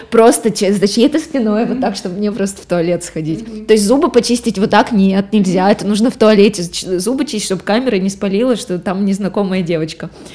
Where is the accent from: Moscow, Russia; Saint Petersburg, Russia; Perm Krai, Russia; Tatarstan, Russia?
Perm Krai, Russia; Gubakha; это было в Губахе, а. это вот откуда я родом, это, это маленький город недалеко от Перми